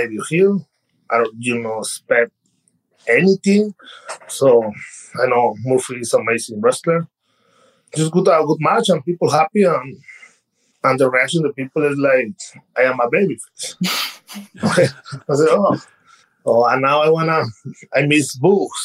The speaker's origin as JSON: {"language": "English", "country": "Mexico", "second_language": "English", "moved": "as an adult", "lives_now": "United States", "said": "I'm from Mexico"}